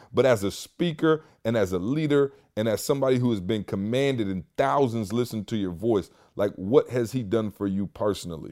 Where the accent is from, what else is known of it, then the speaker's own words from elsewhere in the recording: Michigan, United States; now in Atlanta, United States; I'm from Michigan.